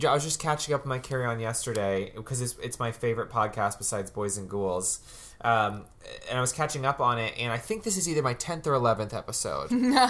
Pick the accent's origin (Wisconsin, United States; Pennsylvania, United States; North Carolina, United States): North Carolina, United States; now in Los Angeles, United States; That's the only thing I miss about North Carolina is the thunderstorms, which we don't get here in LA, really.